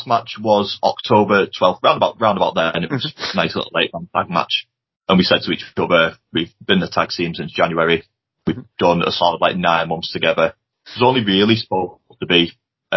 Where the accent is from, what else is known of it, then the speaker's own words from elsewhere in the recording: St Helens, North West England, United Kingdom; we've got a show in St. Helens next month, which is my hometown